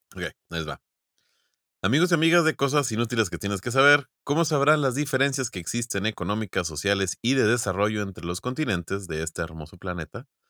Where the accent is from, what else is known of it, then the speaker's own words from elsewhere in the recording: Mexico; nosotros somos vecinos de Estados Unidos